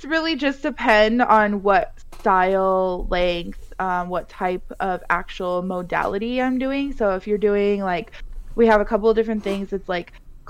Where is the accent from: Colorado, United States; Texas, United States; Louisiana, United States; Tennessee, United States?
Colorado, United States; moved away as an adult; now in Las Vegas, United States; I was born and raised in Colorado.